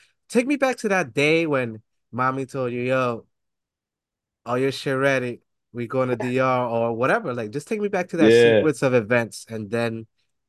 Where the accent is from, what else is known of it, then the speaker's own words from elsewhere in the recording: New York City, New York, United States; me being from the Bronx, I went to school up in like 2 and 5 line